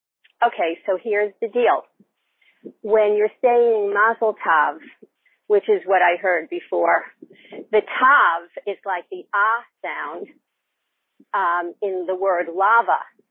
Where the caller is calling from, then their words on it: Florida, United States; I'm calling from Florida.